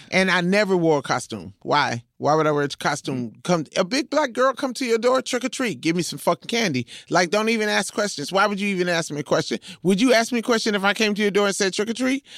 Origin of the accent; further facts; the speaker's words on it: Compton, California, United States; I'm from Compton